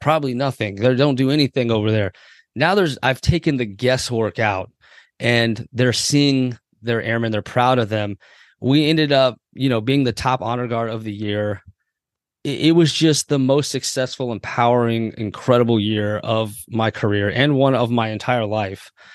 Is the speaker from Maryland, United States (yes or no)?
yes; Waldorf, Maryland, United States; also born or lived in Andrews Air Force Base, Maryland; I grew up in Waldorf, Maryland primarily, lived a little bit on Andrews